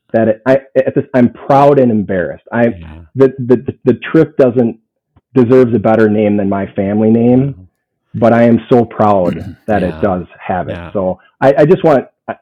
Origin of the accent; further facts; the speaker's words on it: St. Paul, Minnesota, United States; So I grew up in St. Paul, Minnesota, youngest of six kids